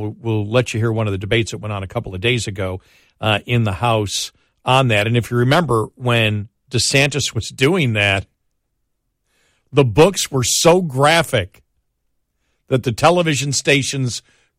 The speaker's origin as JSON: {"language": "English", "region": "Texas", "country": "United States", "said": "Texas Monthly, as we know because we're from Texas, is not a conservative publication at all."}